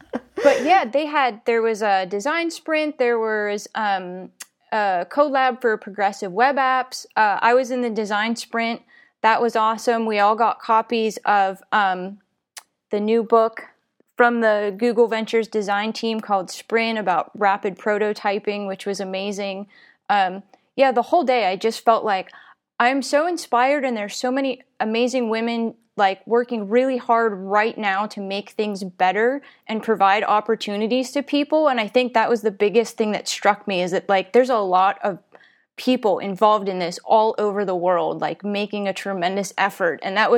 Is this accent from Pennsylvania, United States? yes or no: yes; Pennsylvania, United States; And I was like, I'm from Western Pennsylvania.